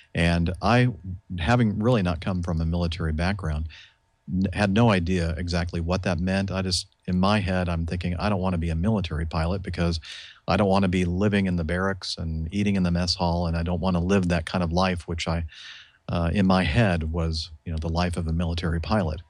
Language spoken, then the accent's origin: English; Southern California, United States; I grew up in Southern California.